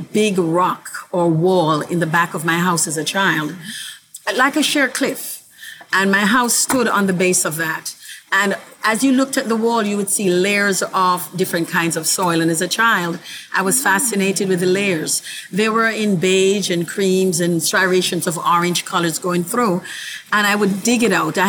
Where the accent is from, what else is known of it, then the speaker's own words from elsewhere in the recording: Kingston, Jamaica; now in Brooklyn, United States; I was born in the island of Jamaica.